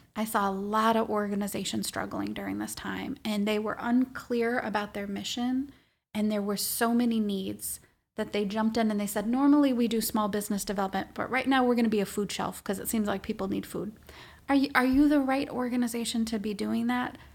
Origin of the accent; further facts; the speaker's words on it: Minnesota, United States; also born or lived in Washington, D.C.; I'm Minnesotan, born and bred